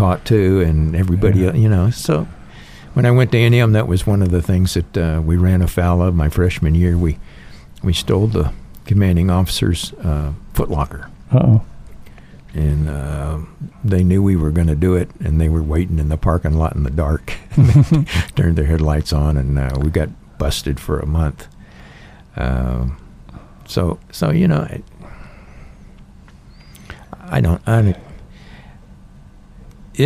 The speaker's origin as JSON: {"language": "English", "region": "Texas", "country": "United States", "tie": "born or raised there", "moved": "yes", "lives_now": "Idaho, United States", "said": "growing up in Texas"}